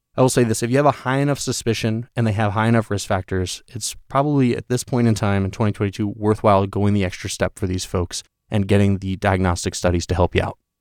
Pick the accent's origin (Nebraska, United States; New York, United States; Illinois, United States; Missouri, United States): New York, United States; I'm from New York